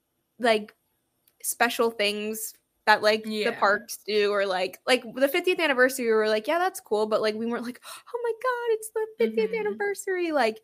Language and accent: English; Florida, United States; But Maddie and I grew up in Florida